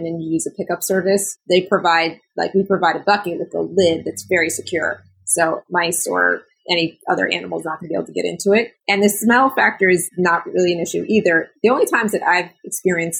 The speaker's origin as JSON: {"language": "English", "town": "New York City", "region": "New York", "country": "United States", "said": "I'm from New York City"}